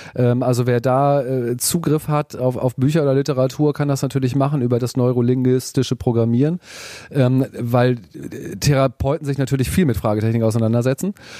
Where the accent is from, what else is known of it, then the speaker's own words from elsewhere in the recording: Hamburg, Germany; ich komme aus Hamburg